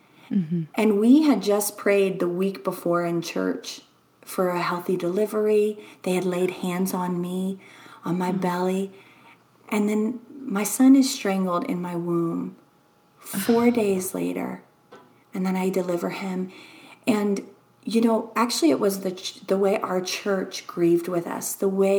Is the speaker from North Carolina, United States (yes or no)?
no; Louisiana, United States; moved away; also born or lived in Texas; I'm from Louisiana